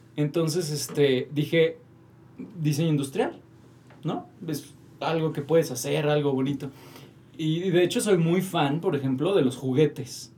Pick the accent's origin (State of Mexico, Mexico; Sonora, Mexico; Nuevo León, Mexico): State of Mexico, Mexico; Toluca; also born or lived in Metepec / Tijuana; yo soy de Toluca.